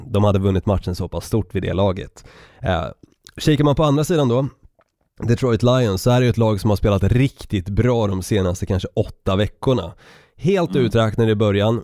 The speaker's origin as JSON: {"language": "Swedish", "town": "Stockholm", "region": "Stockholm County", "country": "Sweden", "also_born_or_lived": "Norrland", "accent": "stockholmska", "moved": "yes", "said": "jag tycker fortfarande att jag ändå har behållit min stockholmska ganska så bra under tiden som jag har bott på olika destinationer"}